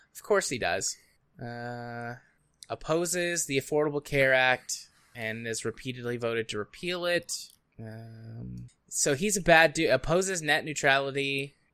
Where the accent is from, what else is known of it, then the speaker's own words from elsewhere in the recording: United States; I'm from the United States